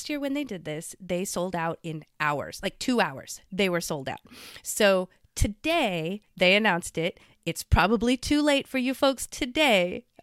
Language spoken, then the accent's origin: English; Philippines; Those in the Philippines, I've been to the Philippines. I'm from the Philippines.